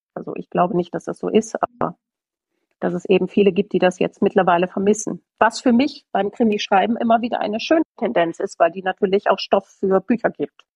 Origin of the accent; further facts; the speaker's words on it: Oberbergisches Land, near Gummersbach, North Rhine-Westphalia, Germany; moved away as an adult; now in Bavaria, Germany; im oberbergischen Land bin ich geboren, in der Nähe von Gummersbach.